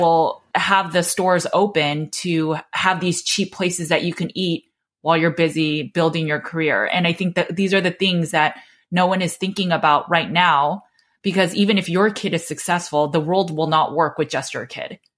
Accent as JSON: {"language": "English", "country": "United States", "tie": "born or raised there", "said": "I was born and raised in America"}